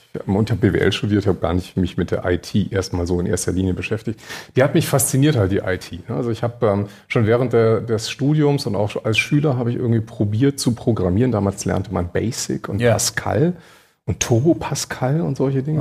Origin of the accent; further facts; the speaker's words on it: Berlin, Germany; Ich komme ja aus Berlin